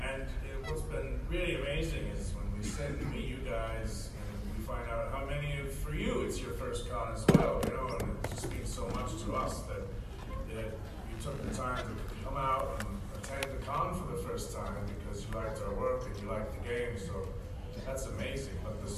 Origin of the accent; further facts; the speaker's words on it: New Jersey, United States; I was born in Jersey.